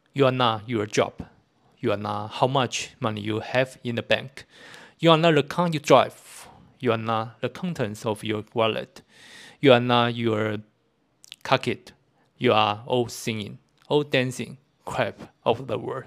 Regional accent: Kaohsiung, Taiwan; also born or lived in Tainan; 身为高雄人

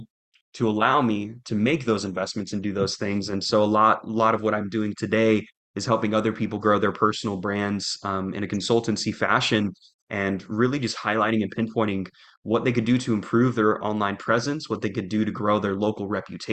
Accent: Jacksonville, Florida, United States; moved away as an adult; now in Little Rock, United States; I'm originally from Jacksonville, Florida, here in the United States

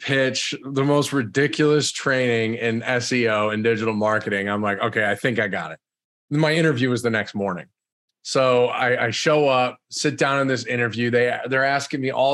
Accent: the Berkshires, Western Massachusetts, United States; I'm originally from Massachusetts. I grew up there in Western Mass, the Berkshires, small little town.

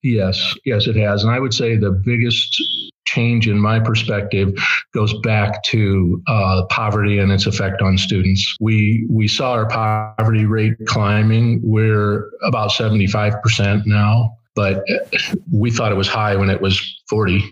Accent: Kewanee, Illinois, United States; I was born and raised in Kewanee

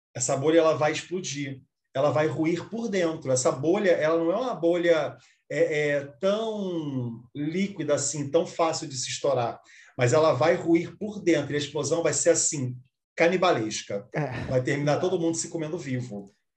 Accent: Brazil; also born or lived in Rio de Janeiro; eu sou brasileiro

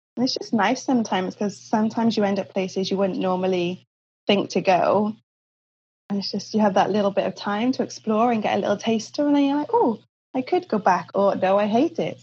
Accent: Cardiff, Wales, United Kingdom; moved away as an adult; also born or lived in China / Australia; now in Vancouver, Canada; I'm originally from Cardiff in Wales in the UK.

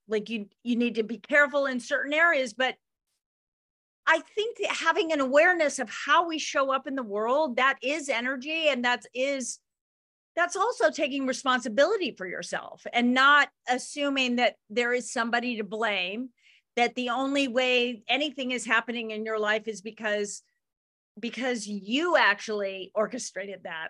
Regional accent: Ketchum, Idaho, United States; not where I grew up in Ketchum's Own Valley

